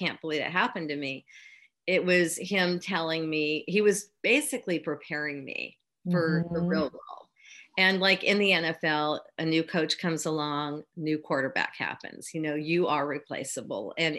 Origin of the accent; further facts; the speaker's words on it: Northern California, United States; I was raised in Northern California